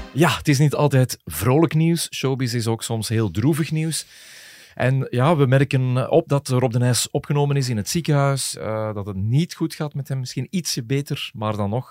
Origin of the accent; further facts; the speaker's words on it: Belgium; ik kom daar dan toe als Belg